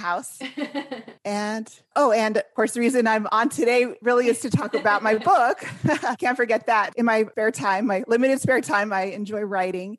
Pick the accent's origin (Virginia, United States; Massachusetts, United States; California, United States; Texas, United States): California, United States; also born or lived in Washington, D.C.; I'm from California originally